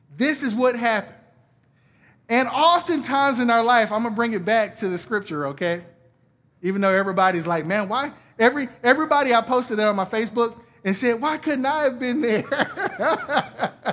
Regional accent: Atlanta, Georgia, United States; moved away; I'm from Atlanta originally

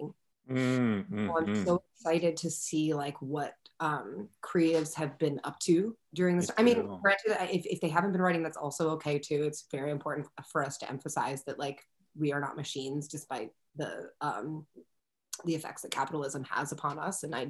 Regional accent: Philadelphia, Pennsylvania, United States; now in Brooklyn, United States; I'm from Philadelphia. I was living in Philadelphia at the time with my parents

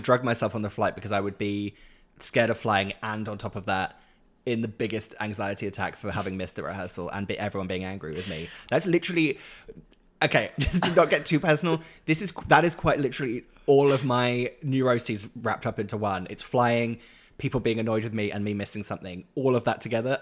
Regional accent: Norwich, East of England, United Kingdom; moved away; also born or lived in Leeds; Norwich nostalgia of, like, my hometown

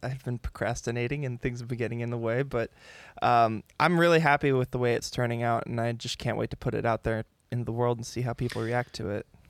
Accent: San Diego, California, United States; I grew up here in San Diego, um, Poway area, still living in the same house that I came home

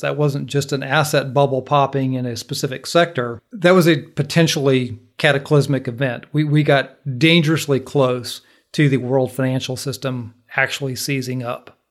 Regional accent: Minnesota, United States; now in Georgia, United States; I grew up in Minnesota

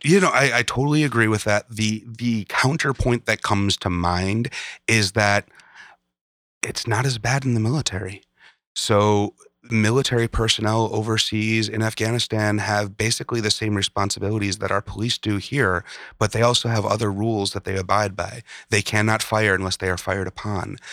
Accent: Chicago, Illinois, United States; I grew up in Chicago

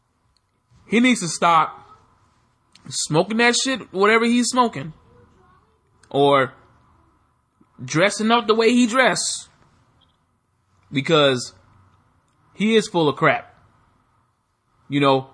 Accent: United States; me being an American

